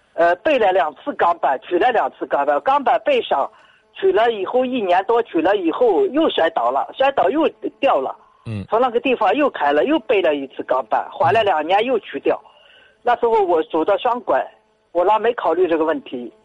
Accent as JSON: {"language": "Chinese", "town": "Tianshui", "region": "Gansu", "country": "China", "moved": "yes", "said": "我是甘肃人，嗯。甘肃天水的一个退休官人"}